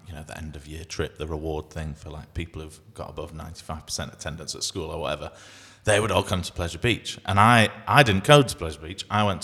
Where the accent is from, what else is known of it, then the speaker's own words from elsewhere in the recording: Bradford, Yorkshire and the Humber, United Kingdom; I grew up living near Bradford, so there's all this expectation that you just have the curry.